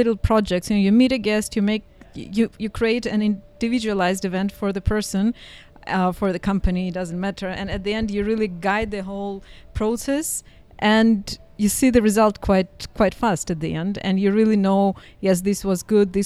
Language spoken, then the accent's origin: English; Saint Petersburg, Russia; moved away as an adult; also born or lived in Dubai / Cairo / Beijing; now in Bansko, Bulgaria; I'm from St. Petersburg in Russia.